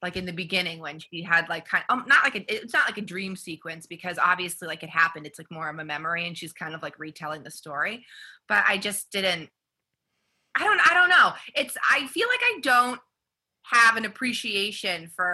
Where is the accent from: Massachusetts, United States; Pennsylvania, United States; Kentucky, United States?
Massachusetts, United States; we're from Massachusetts